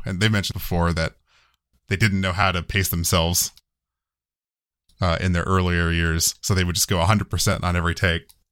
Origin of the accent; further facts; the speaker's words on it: United States; I'm American